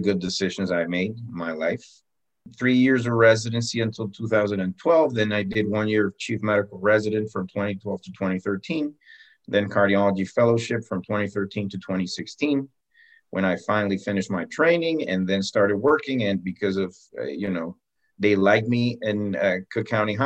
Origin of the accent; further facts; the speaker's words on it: Cali, Valle del Cauca, Colombia; moved away; also born or lived in Bogota, Colombia; I was born in Bogota, actually, the capital. When I was very, very young, my parents moved to Cali. You know, I always considered myself to be what we call a caleño.